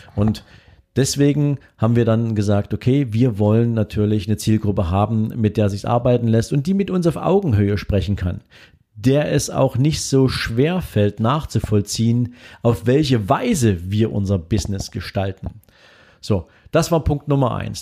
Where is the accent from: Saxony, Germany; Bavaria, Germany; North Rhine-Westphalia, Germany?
Saxony, Germany; Dresden; hier in Dresden, in meiner Heimatstadt